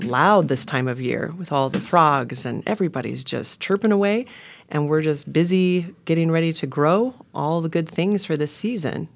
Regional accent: Montana, United States; also born or lived in Minnesota; now in Oregon, United States; growing up in Montana

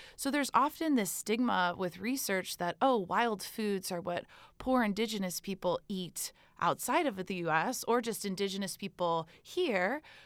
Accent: Texas, United States; I am an American student from Texas

